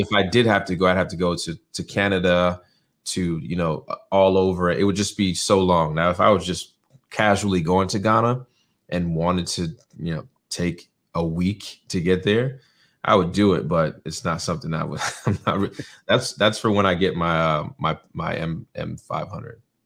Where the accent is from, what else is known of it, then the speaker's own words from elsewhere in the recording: North Carolina, United States; also born or lived in New York; spent most of my childhood in North Carolina. Went to elementary, middle, high school to here